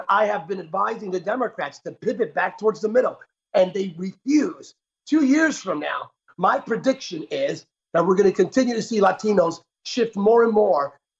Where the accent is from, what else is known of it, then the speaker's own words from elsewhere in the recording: Bethlehem, Pennsylvania, United States; Lehigh University grad here where my hometown, Bethlehem.